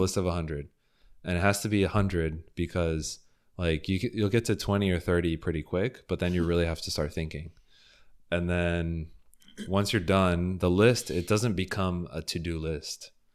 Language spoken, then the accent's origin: English; Fort Lauderdale, Florida, United States; also born or lived in Houston; I grew up in Fort Lauderdale